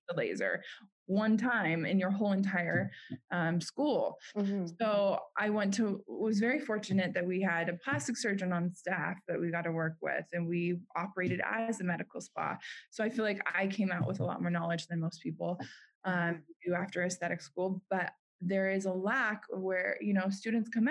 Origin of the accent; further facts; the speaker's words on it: Park City, Utah, United States; moved away; my hometown, Park City, Utah